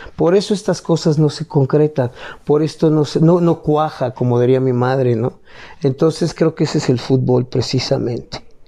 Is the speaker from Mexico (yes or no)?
yes; Mexico; lo que somos como mexicanos